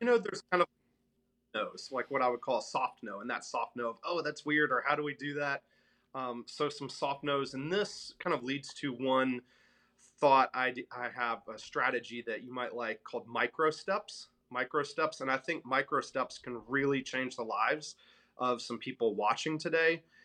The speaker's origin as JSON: {"language": "English", "town": "Memphis", "region": "Tennessee", "country": "United States", "also_born_or_lived": "New York City", "moved": "as an adult", "said": "I'm from Memphis, Tennessee, a very middle-class family there"}